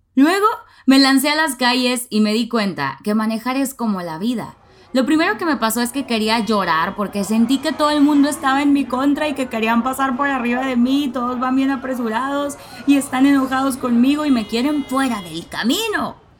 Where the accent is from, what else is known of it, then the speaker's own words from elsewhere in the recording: Nuevo Laredo, Tamaulipas, Mexico; now in Monterrey, Mexico; aprendí a manejar a los 16 años en mi ciudad natal, Nuevo Laredo, Tamaulipas